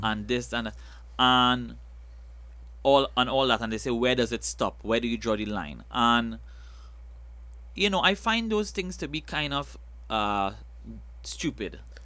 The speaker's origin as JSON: {"language": "English", "country": "Trinidad & Tobago", "said": "I love being a Trinidadian"}